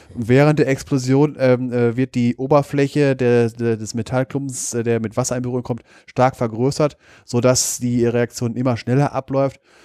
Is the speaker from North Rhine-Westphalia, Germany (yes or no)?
yes; Wesel, North Rhine-Westphalia, Germany; in meiner Kindheit, wo ich aufgewachsen bin, am Niederrhein in der Nähe von Wesel.